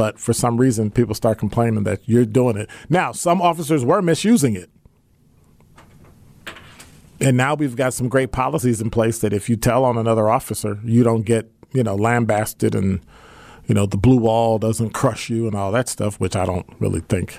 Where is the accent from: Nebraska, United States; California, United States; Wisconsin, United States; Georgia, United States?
Wisconsin, United States; Milwaukee; I was a police officer in the city of Milwaukee, my hometown.